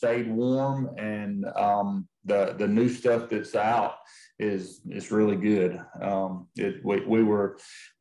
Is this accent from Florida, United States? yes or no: no; Mississippi, United States; my hometown there in Mississippi